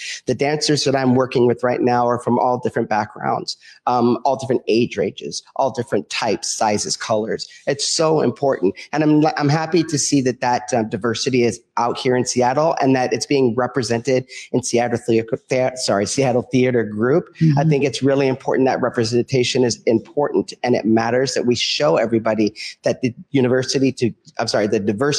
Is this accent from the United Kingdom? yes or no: no; Kenya; also born or lived in Virginia, United States; now in Los Angeles, United States; I grew up in Kenya. I was born in Kenya and moved to the United States. Went to Virginia